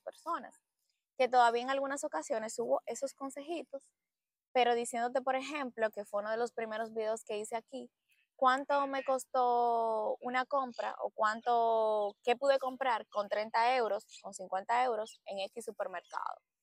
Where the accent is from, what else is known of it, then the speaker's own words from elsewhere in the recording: Dominican Republic; moved away as an adult; now in Barcelona, Spain; nosotros como dominicanos